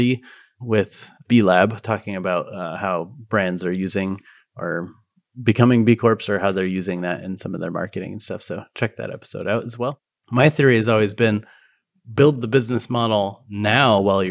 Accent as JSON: {"language": "English", "town": "Golden", "region": "Colorado", "country": "United States", "tie": "born or raised there", "also_born_or_lived": "Arvada", "moved": "yes", "said": "originally from kind of the Arvada Golden area"}